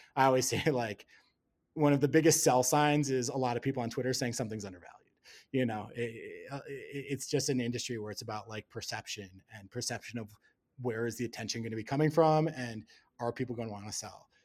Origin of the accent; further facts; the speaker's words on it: Wisconsin, United States; moved away as an adult; also born or lived in Hong Kong; now in Colorado, United States; grew up in Wisconsin